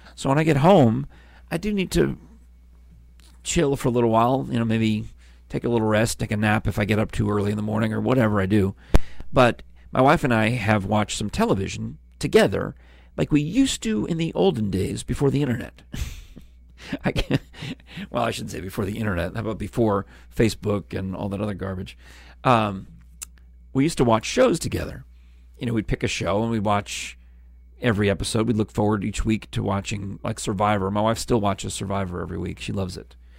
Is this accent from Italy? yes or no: no; New York, United States; also born or lived in Virginia / California; now in Tennessee, United States; a house with my family growing up in New York